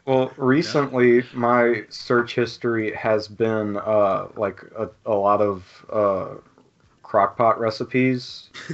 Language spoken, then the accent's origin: English; Louisiana, United States; I'm from Louisiana